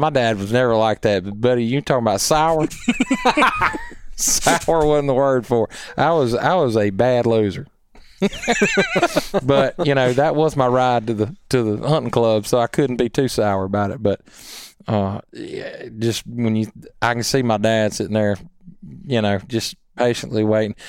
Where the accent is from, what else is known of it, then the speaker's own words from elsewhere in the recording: Columbia, United States; growing up in Columbia